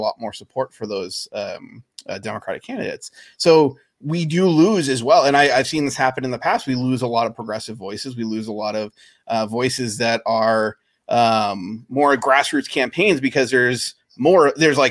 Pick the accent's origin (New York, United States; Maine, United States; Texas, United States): Maine, United States; moved away; I grew up in Maine, so I have friends and family in Maine